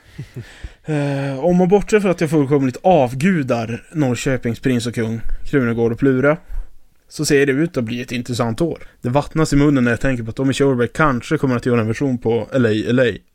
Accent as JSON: {"language": "Swedish", "town": "Piteå", "region": "Norrbotten County", "country": "Sweden", "tie": "born or raised there", "moved": "as an adult", "lives_now": "Gothenburg, Sweden", "said": "Piteå, born and raised"}